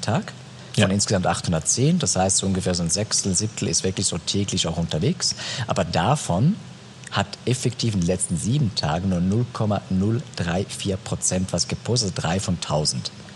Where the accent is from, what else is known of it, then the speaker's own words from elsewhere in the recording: Switzerland; wächst du in der Schweiz auf, das sowieso dreisprachig ist